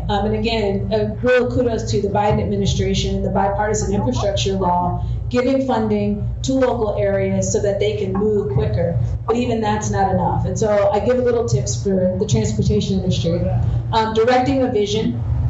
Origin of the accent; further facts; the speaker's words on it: New Jersey, United States; So I'm from the, as I mentioned, I'm from the East Coast. I mostly have lived in blue states. And even growing up in New Jersey, we did have a Republican governor